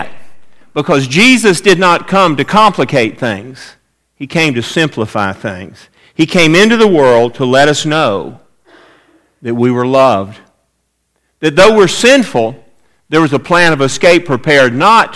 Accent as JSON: {"language": "English", "town": "Atlanta", "region": "Georgia", "country": "United States", "tie": "born or raised there", "said": "I grew up in Atlanta, Georgia, and spent a lot of time around one institution there, our home church"}